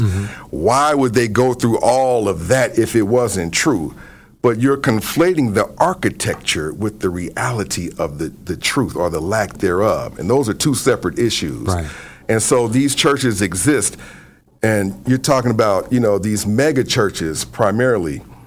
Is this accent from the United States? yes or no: yes; Cincinnati, Ohio, United States; also born or lived in Cleveland; I was born and raised in Ohio, and I was part of one of the largest churches in Cincinnati